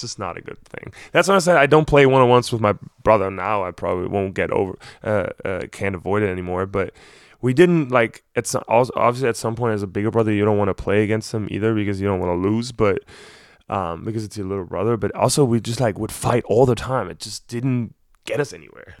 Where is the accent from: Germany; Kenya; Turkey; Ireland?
Germany; Berlin; moved away as an adult; also born or lived in Ann Arbor, Michigan; I'm from Berlin